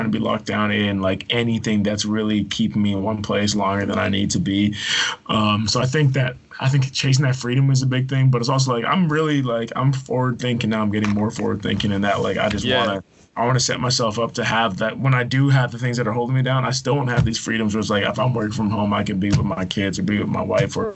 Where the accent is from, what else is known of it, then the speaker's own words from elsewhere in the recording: Victoria, British Columbia, Canada; moved away as an adult; also born or lived in Edmonton / Calgary; I was born in Edmonton, grew up in Victoria, so Vancouver Island, went to university in Calgary